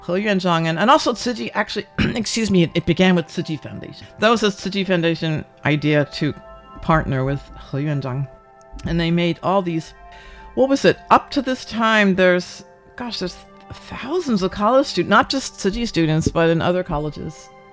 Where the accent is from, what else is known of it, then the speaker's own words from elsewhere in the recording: New Jersey, United States; now in Taiwan; we grew up in New Jersey